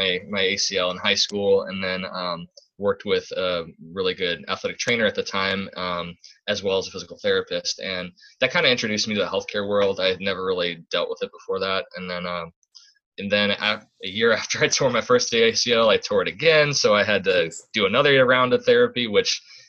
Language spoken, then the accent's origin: English; Midwest, United States; moved away; I'm from the Midwest